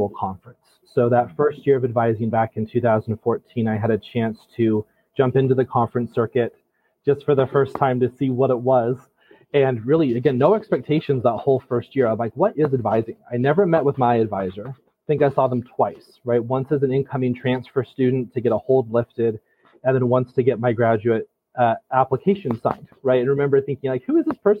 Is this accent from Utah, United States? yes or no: yes; Utah, United States; moved away as an adult; now in Vermont, United States; I'm originally from Utah.